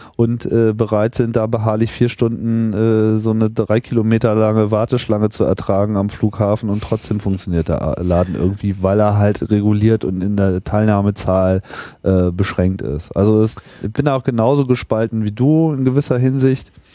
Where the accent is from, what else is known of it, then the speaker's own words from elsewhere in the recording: Germany; so als Deutscher